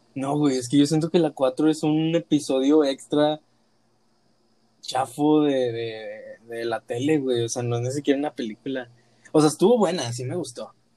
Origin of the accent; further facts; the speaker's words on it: Monterrey, Nuevo León, Mexico; somos de aquí de Monterrey